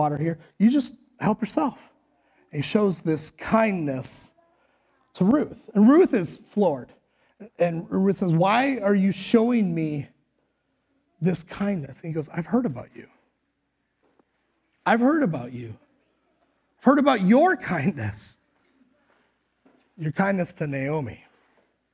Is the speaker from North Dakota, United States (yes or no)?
yes; Western North Dakota, United States; now in Le Sueur, United States; I'm from Western North Dakota